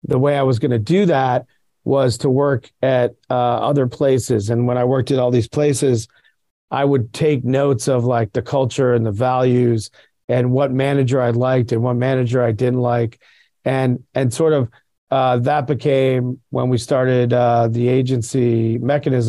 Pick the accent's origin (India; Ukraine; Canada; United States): United States; Virginia; I grew up in Virginia, outside of DC